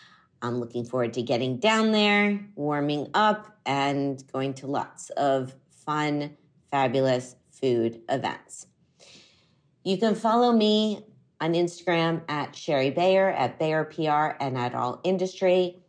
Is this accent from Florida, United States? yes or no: yes; Miami, Florida, United States; That is Coconut Grove, which is near where I grew up in Miami and still where my parents live.